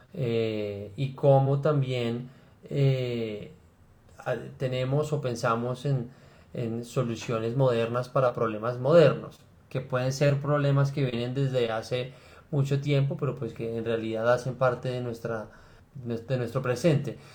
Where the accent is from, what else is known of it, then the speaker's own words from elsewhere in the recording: Bogotá, Colombia; also born or lived in Cali; yo soy Rolo, eh, o nací en Cali, pero pues eso, fue una circunstancia, yo la verdad es que soy Rolo.